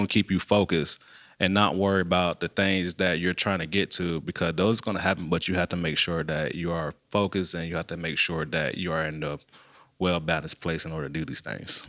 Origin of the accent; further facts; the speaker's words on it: Savannah, Georgia, United States; now in Macon, United States; I'm originally from Savannah